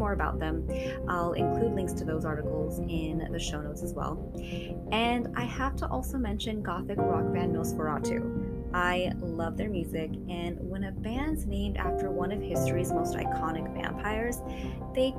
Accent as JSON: {"language": "English", "town": "Long Beach", "region": "California", "country": "United States", "tie": "born or raised there", "said": "my hometown of Long Beach, California"}